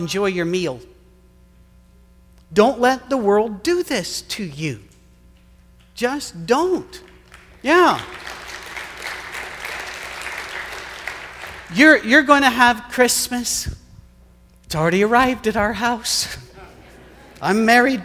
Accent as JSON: {"language": "English", "country": "United Kingdom", "moved": "yes", "said": "I'm British"}